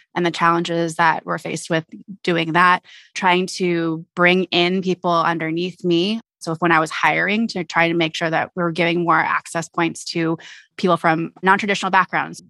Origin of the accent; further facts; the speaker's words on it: Alameda, California, United States; I'm originally from the Bay Area, so I grew up in a little town called Alameda